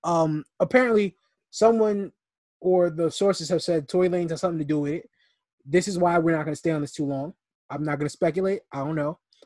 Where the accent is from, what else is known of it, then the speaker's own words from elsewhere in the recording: New York, United States; we're from New York